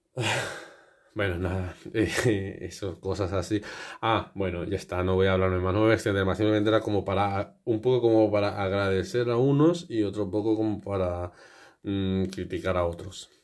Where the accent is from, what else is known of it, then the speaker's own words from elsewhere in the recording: Spain; porque yo también soy español